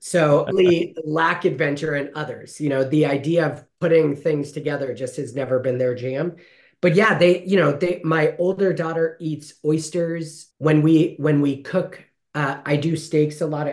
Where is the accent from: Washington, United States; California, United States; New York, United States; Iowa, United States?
California, United States; Fresno; I grew up here in Fresno, loved Fresno, started Heaton Elementary